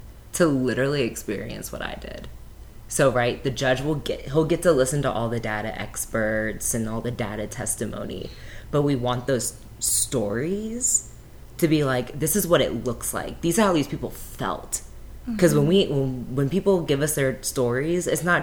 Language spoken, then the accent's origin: English; Gwinnett County, Georgia, United States; I grew up in Gwinnett County, which is one of the most diverse counties in the state